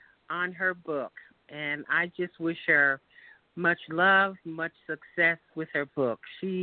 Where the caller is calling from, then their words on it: Sanford, Florida, United States; I'm calling from Sanford, Florida.